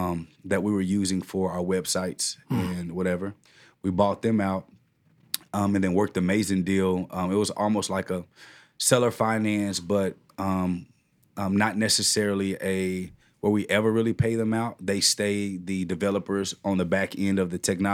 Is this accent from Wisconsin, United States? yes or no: no; Cedar Hill, Texas, United States; I'm from Cedar Hill, Texas, out here in Dallas, a suburb in Dallas.